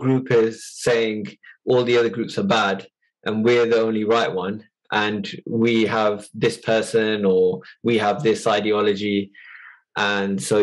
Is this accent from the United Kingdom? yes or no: yes; United Kingdom; we are British born